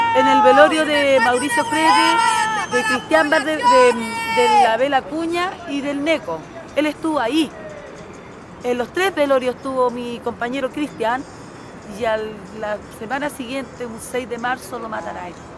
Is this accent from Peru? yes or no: no; Chile; como ciudadana chilena